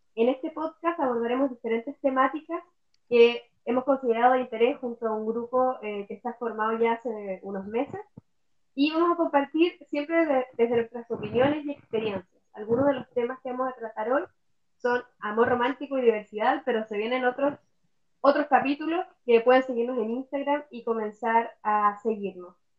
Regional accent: Puerto Montt, Los Lagos, Chile; moved away as an adult; nací y me crié en Puerto Montt, luego tuve que emigrar para estudiar y ahora me toca volver a la tierra en la que nací y crecí.

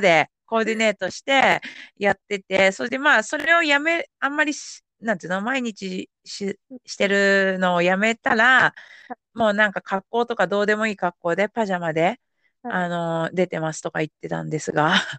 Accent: Yamanashi, Japan; moved away; 私地元が山梨県ですけど

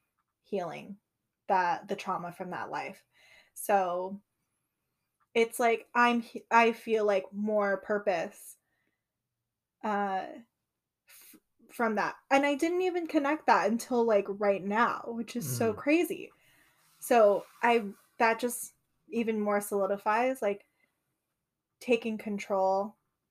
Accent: United States; first language English; my experience being an American, but also the experience of my ancestors

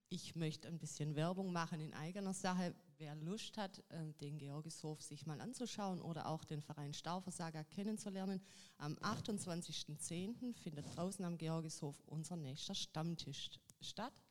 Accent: Düsseldorf, North Rhine-Westphalia, Germany; Ich komme aus Düsseldorf, also da ist nichts so klein. Ich habe immer gedacht, oh, Düsseldorf ganz toll.

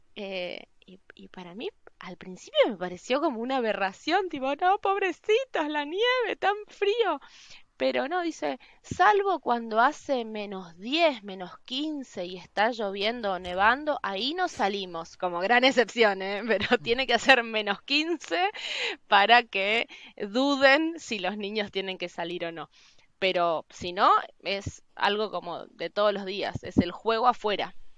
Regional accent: Misiones, Argentina; moved away as an adult; also born or lived in Buenos Aires; now in Norway; yo nací en Misiones

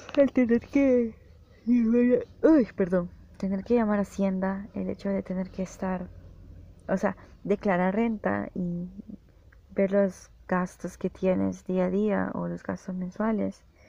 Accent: El Salvador; yo soy de El Salvador

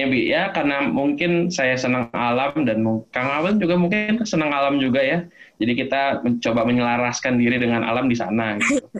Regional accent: Jakarta, Indonesia; also born or lived in Yogyakarta; Jadi sebelumnya saya selama 9 tahun berada di Jogja, tapi memang aslinya dari Jakarta, lahir dan besar di Jakarta.

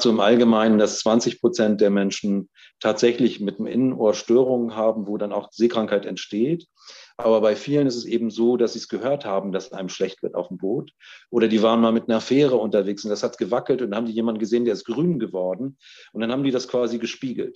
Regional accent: North Rhine-Westphalia, Germany; ich bin in Nordrhein-Westfalen geboren

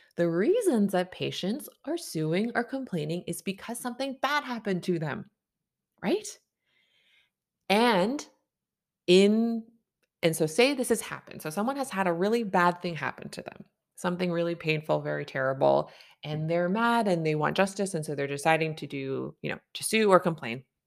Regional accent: Canada; I'm a Canadian family physician

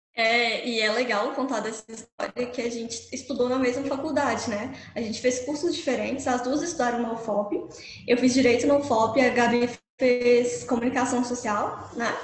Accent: Mariana, Minas Gerais, Brazil; eu sou mineirinha mesmo, sou aqui do interior de Minas, de uma cidade que chama Mariana

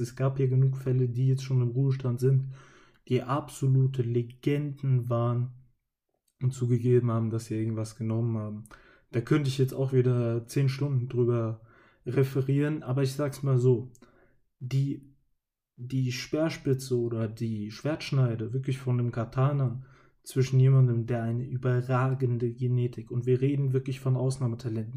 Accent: Hesse, Germany; als Hesse bzw. Mensch, der in meinem Kinzigkreis lebt

